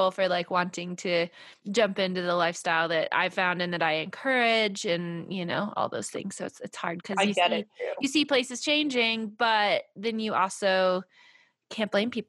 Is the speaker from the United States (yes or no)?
yes; California, United States; As a Californian